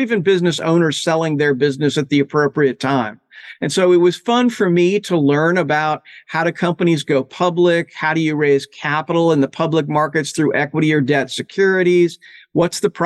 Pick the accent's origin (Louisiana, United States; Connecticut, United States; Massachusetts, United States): Louisiana, United States; New Orleans; moved away as an adult; I'm originally from New Orleans, Louisiana